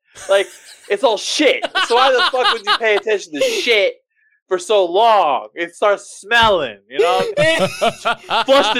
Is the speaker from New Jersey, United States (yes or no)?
yes; New Jersey, United States; now in Cleveland, United States; I'm from New Jersey.